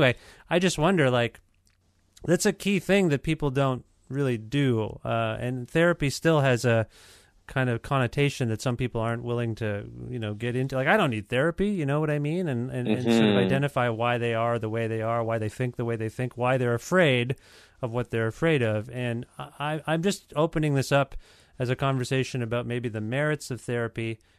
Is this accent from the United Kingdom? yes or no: no; India; You know, I'm an Indian guy.